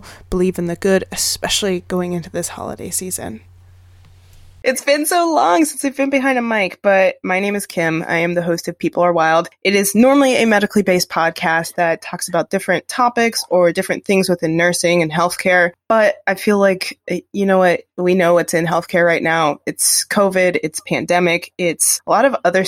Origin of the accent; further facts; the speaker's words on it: United States; I'm an American.